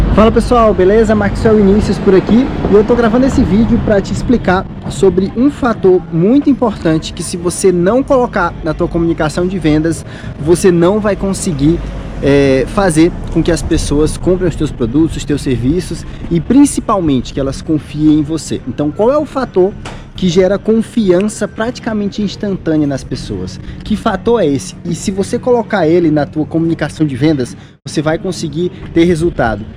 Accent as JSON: {"language": "Portuguese", "region": "Ceará", "country": "Brazil", "said": "vocês são de onde? Aí eu falei, ah, Ceará"}